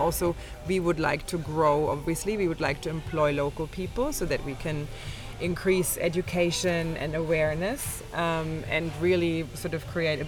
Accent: Berlin, Germany; English is a second language; also born or lived in Australia; now in Tulum, Mexico; Okay, I am originally from Berlin and have also lived probably abroad outside of Berlin for over 20 years. And you might be able to detect from my accent here or there that I spent a long time in Australia, 16 years

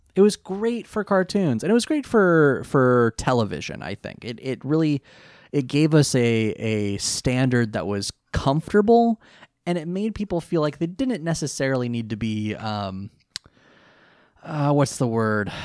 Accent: near Monterey Bay, California, United States; I grew up near the Monterey Bay Aquarium.

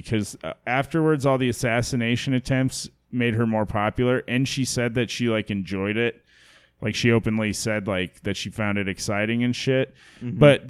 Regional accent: Ireland; Yeah, you know, I can say that I'm Irish too.

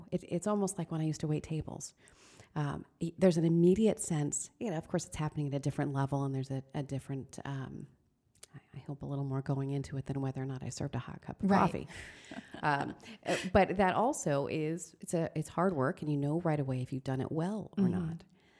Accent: Queensbury, New York, United States; So I was raised here in Queensbury, and my parents were very hardworking.

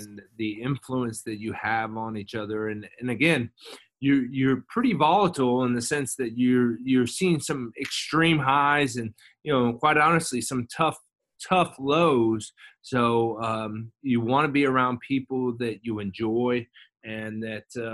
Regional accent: Las Vegas, Nevada, United States; moved away as an adult; I lived in Las Vegas, I grew up in Las Vegas, and I went home for the summer.

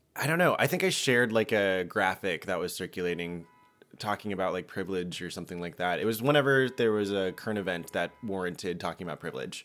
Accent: Georgia, United States; I'm from Georgia, and we smile at people

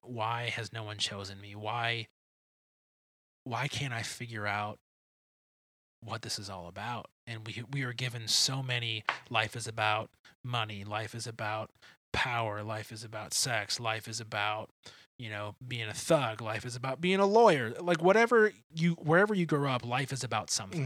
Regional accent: Grosse Pointe, Michigan, United States; I grew up in Metro Detroit. I grew up in a town called Grosse Pointe

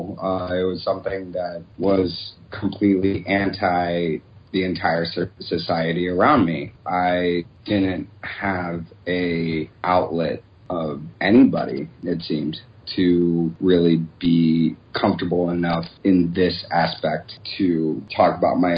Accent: Southern Ohio, United States; I grew up in Southern Ohio in a very conservative area and a very conservative school

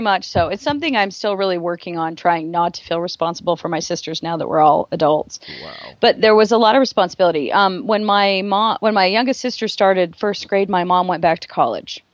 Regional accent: Rexburg, Idaho, United States; also born or lived in Driggs, Idaho; I was born in Driggs, Idaho

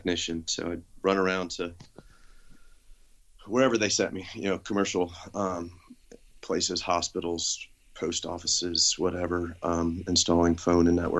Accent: Ledyard, Connecticut, United States; moved away as an adult; also born or lived in Nebraska; now in the South, United States; So, I grew up in Connecticut. Little town called Ledyard, southeast corner.

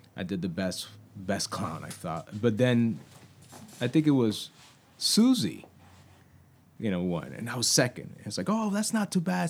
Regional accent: New York City, New York, United States; I grew up in New York.

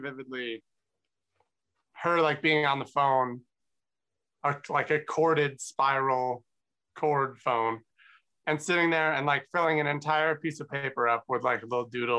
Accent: Connecticut, United States; I grew up in Connecticut

